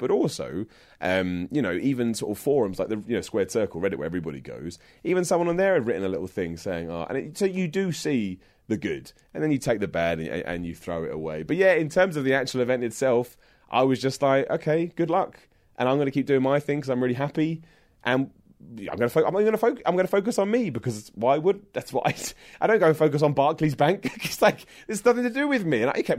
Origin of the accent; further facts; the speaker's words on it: Luton, East of England, United Kingdom; I'm from London. I'm from Luton, but it's like 10 minutes away from London.